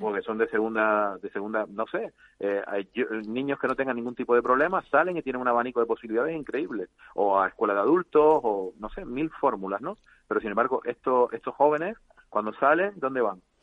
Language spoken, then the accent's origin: Spanish; Canary Islands, Spain; accent: Canarian; los canarios somos muy especiales